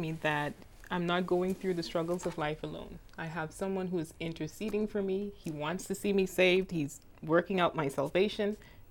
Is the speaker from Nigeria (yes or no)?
no; Bahamas; moved away as an adult; also born or lived in Andrews University, Michigan, United States; now in Michigan, United States; I am from the Bahamas, and I am a seminary student here at Andrews University.